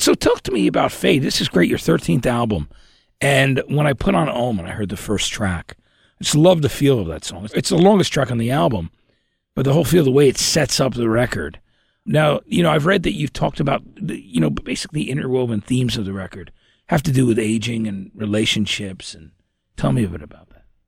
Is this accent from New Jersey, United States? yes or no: yes; New Jersey, United States; we're both from, we're all from Jersey